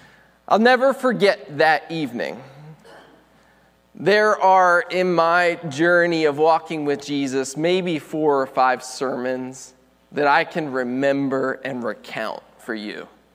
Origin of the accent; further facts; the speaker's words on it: Western Maryland, United States; In the town I grew up in Western Maryland, this was the local radio station.